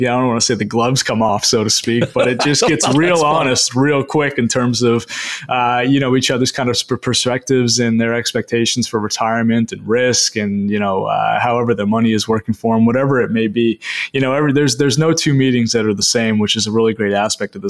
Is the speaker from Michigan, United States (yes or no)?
no; Maine, United States; being born and raised in Maine, educated in Maine, and now giving back to people all across the state of Maine